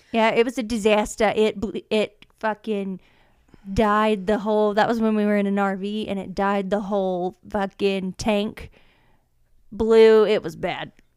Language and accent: English; Georgia, United States; I'm from Georgia